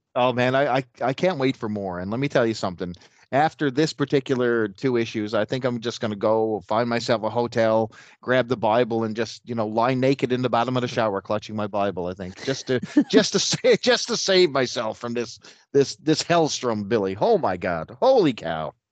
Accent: Canada; I hail from the Great White North here in Canada

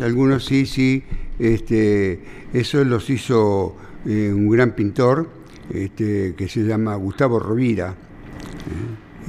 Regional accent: Buenos Aires, Argentina; born or raised there; also born or lived in San Telmo, Buenos Aires

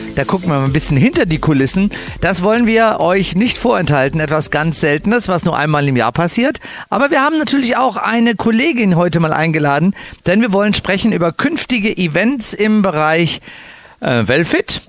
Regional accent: Cologne, North Rhine-Westphalia, Germany; moved away; Ich bin ja als Kölsche Jung

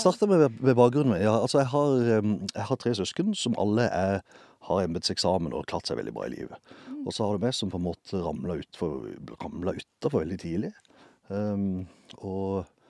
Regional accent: Justvik, Agder, Norway; Jeg vokste opp utenfor byen her et sted som heter Justvig.

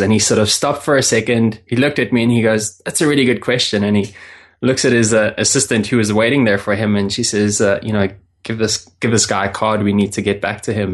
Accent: South Africa; I'm originally from South Africa

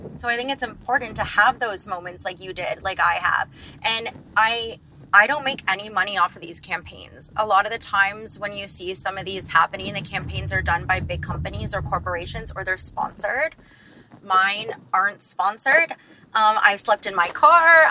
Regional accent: Toronto, Ontario, Canada; I'm from Toronto

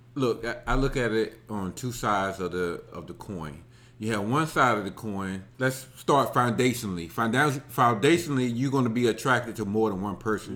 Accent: Alabama, United States; I grew up in Alabama.

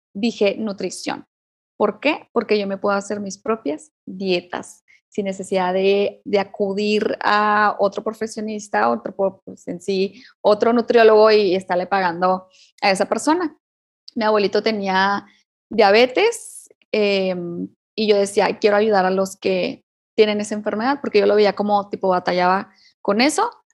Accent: Chihuahua, Mexico; moved away as an adult; now in Cuauhtémoc, Mexico; yo vivo acá en Cuauhtémoc, Chihuahua, un poco más frío que, la capital de Chihuahua. Extraño, yo soy de Chihuahua

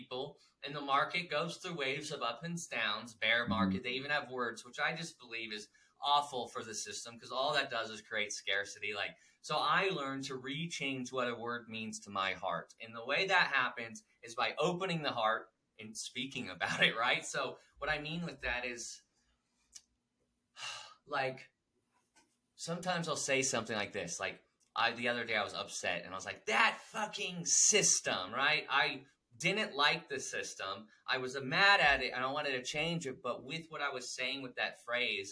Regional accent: United States; as an American that loves America

